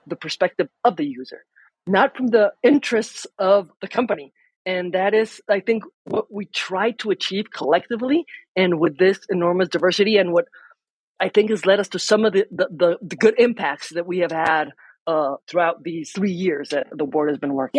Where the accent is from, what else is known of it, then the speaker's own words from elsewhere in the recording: Mexico; I am a lawyer from Mexico